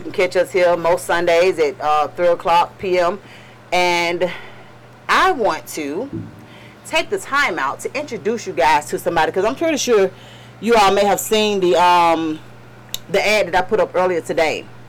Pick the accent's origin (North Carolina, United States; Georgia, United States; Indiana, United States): Georgia, United States; Atlanta; I'm born and raised in Atlanta